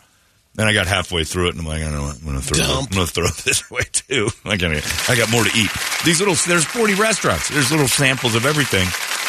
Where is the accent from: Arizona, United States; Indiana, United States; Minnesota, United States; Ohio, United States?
Arizona, United States; Mesa; Well, I'm from Mesa.